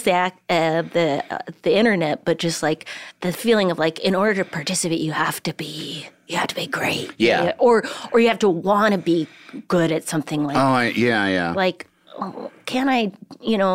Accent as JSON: {"language": "English", "town": "Duluth", "region": "Minnesota", "country": "United States", "tie": "born or raised there", "also_born_or_lived": "Port Hueneme, California / Florida", "moved": "as an adult", "said": "then moved to Duluth, where I grew up from the age of 3 until 19 or something."}